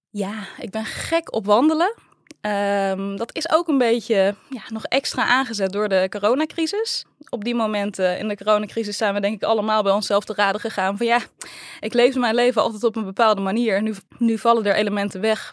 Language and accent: Dutch; 's-Hertogenbosch, North Brabant, Netherlands; also born or lived in Tilburg; Ik ben geboren en getogen in Den